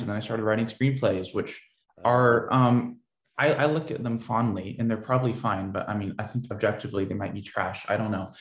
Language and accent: English; Portland, Oregon, United States; I grew up uh, in Portland, Oregon.